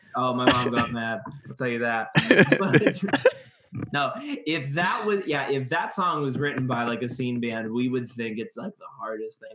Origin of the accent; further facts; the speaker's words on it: Youngstown, Ohio, United States; we're from Youngstown, so it's in between Pittsburgh and Cleveland